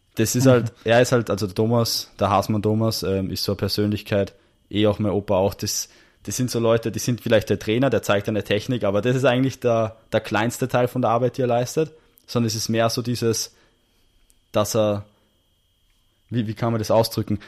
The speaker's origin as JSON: {"language": "German", "region": "Salzburg", "country": "Austria", "moved": "yes", "lives_now": "Vienna, Austria", "said": "ich bin ursprünglich aus Salzburg, ja. aber bin jetzt quasi auch so halber Wiener"}